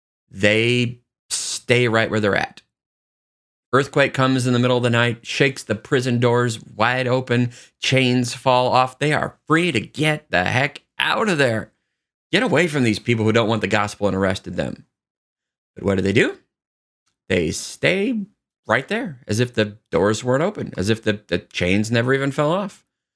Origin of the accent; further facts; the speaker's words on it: Lansing, Kansas, United States; I grew up in Lansing, Kansas, where the state prison is at and, you know, lived, you know, about a mile away from the prison.